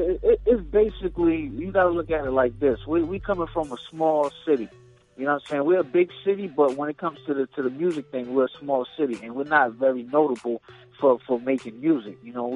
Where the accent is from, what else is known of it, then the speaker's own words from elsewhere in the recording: Brooklyn, New York, United States; now in Boston, United States; I'm from Brooklyn, you know what I mean, by way of Boston. I've been out here in Boston putting in work for years now. So, I represent both cities.